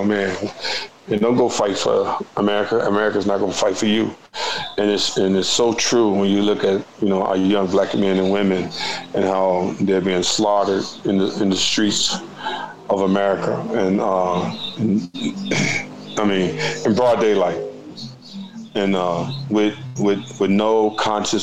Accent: Chicago, Illinois, United States; I was born here in Chicago

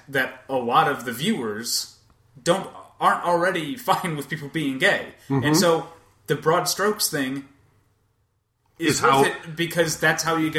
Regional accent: United States; As an American

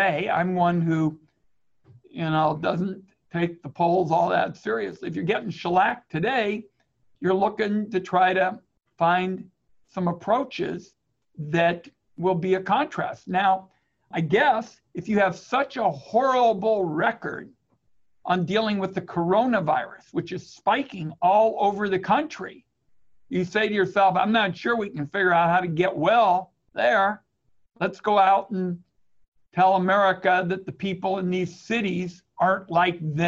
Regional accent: Portland, Oregon, United States; my hometown

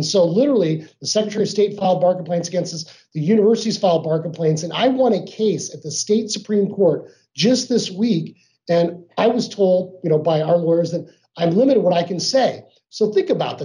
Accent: Arizona, United States; I grew up here in Arizona

